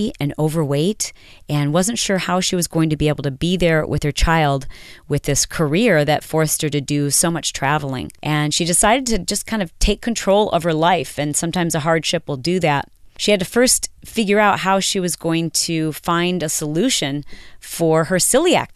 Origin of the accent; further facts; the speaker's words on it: Michigan, United States; now in Southern California, United States; I'm from Michigan